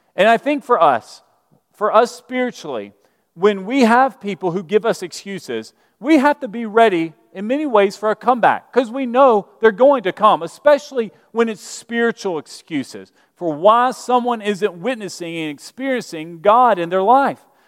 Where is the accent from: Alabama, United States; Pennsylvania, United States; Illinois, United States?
Alabama, United States; Birmingham; moved away; I'm from Birmingham, Alabama. And, uh, I grew up Southern Baptist, and in Birmingham